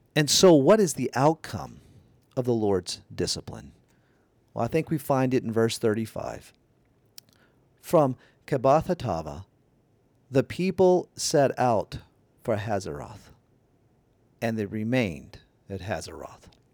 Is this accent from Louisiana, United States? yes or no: yes; Louisiana, United States; moved away as an adult; also born or lived in Canada; We need to move back to my home state of Louisiana